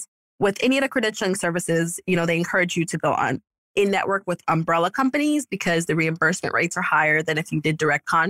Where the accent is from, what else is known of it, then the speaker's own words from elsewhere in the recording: New York, United States; moved away; I'm from New York and I have no family here